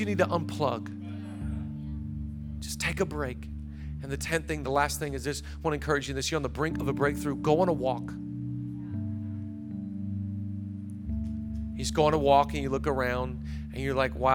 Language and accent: English; Seattle, Washington, United States; now in Los Angeles, United States; I'm from Seattle, and we couldn't go on walks because it rained.